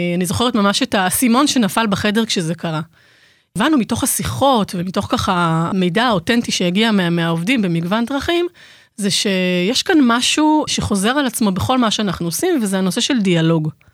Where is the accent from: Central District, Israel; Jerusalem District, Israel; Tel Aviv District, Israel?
Jerusalem District, Israel; Jerusalem; moved away; ירושלמית, למרות שאני לא גרה בירושלים כבר איזה 200 שנה